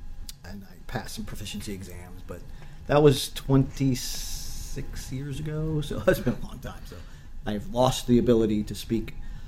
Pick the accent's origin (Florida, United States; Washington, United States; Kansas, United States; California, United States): California, United States; South Pasadena; born or raised there; also born or lived in New York / Central Coast, California / San Francisco Bay Area / Japan